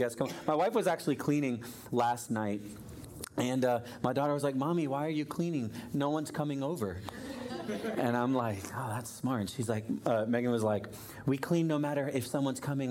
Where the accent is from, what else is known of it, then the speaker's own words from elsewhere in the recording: Florida, United States; I grew up in Florida, but we had a fireplace in our living room.